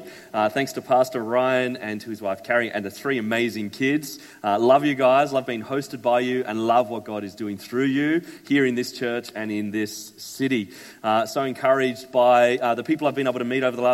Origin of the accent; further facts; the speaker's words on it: Sydney, New South Wales, Australia; also born or lived in Melbourne; now in Brisbane, Australia; we moved to Brisbane from Melbourne. We're originally from Sydney